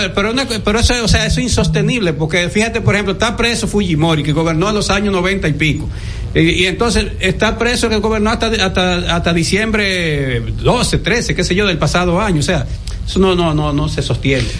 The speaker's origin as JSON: {"language": "Spanish", "country": "Dominican Republic", "said": "como dominicano"}